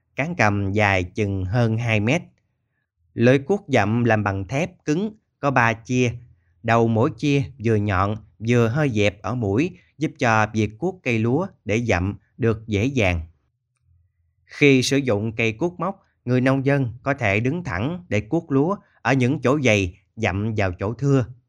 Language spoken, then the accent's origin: Vietnamese; Mekong Delta, Vietnam; ở quê tôi